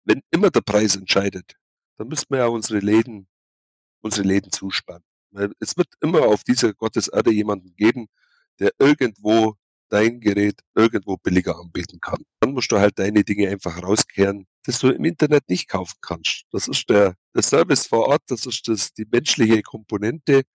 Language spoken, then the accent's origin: German; Kaufbeuren, Bavaria, Germany; Hier, hier geboren, hier aufgewachsen, hier zur Schule gegangen